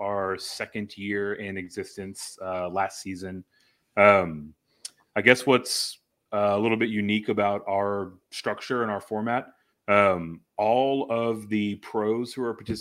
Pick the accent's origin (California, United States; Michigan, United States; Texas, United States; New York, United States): Texas, United States; Houston; now in San Antonio, United States; Growing up in the Houston area